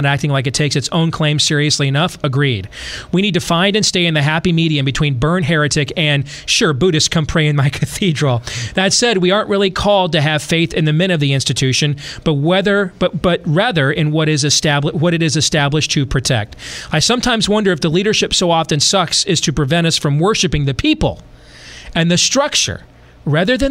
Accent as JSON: {"language": "English", "region": "West Michigan", "country": "United States", "tie": "born or raised there", "said": "where I grew up in West Michigan"}